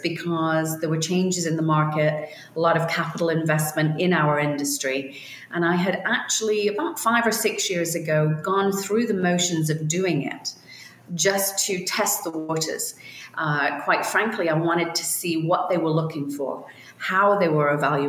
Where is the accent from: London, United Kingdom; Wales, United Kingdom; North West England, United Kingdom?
North West England, United Kingdom; Liverpool; born there; I was born in Liverpool, England.